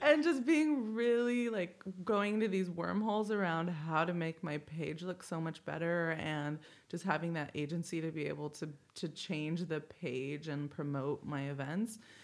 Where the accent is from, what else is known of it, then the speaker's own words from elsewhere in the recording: Indio, California, United States; I grew up in the Coachella Valley. I, I went to high school in Indio, um, in La Quinta area